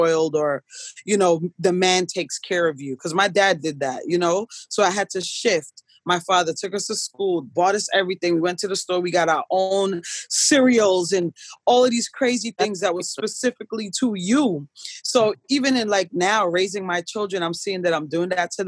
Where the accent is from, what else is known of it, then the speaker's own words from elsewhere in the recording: New York, United States; moved away; I'm a New Yorker.